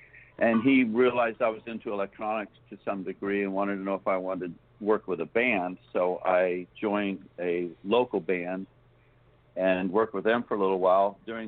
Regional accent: Augusta, Georgia, United States; moved away as an adult; now in South Florida, United States; I grew up in Augusta, Georgia.

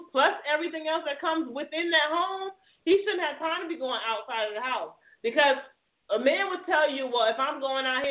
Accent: Jamaica; in my culture, I'm Jamaican

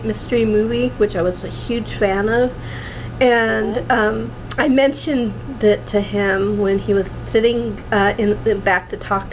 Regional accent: Los Angeles, California, United States; I was brought up in LA, so it's a little bit different.

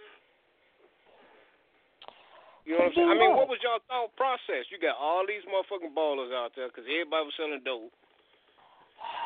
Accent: Gary, Indiana, United States; I'm from Gary

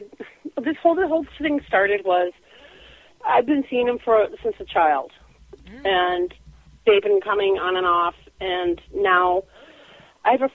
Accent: Minnesota, United States; I'm from Minnesota.

